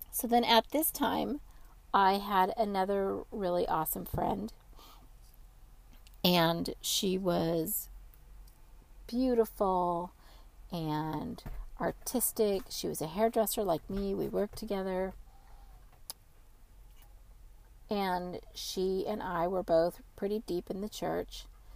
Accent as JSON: {"language": "English", "region": "California", "country": "United States", "said": "I was from California"}